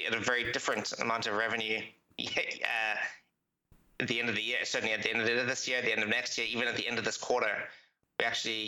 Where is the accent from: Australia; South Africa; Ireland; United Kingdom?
South Africa; I'm a South African